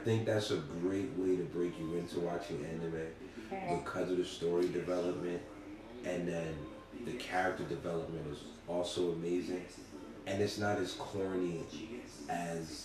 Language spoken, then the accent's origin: English; Jamaica; I am Jamaican.